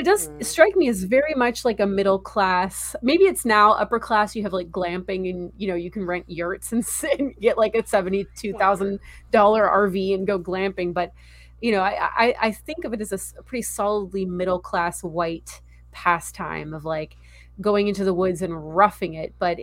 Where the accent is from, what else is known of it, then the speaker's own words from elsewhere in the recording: California, United States; I grew up in California